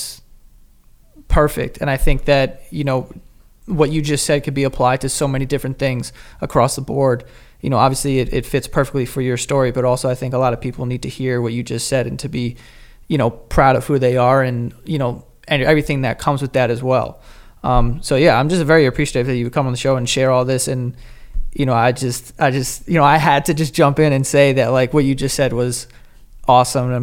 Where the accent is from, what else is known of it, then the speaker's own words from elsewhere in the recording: New York City, New York, United States; I grew up in Queens